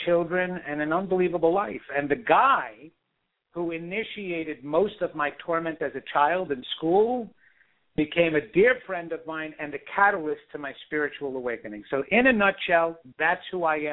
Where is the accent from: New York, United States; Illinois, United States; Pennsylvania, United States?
New York, United States; I am a guy who was born and raised in New York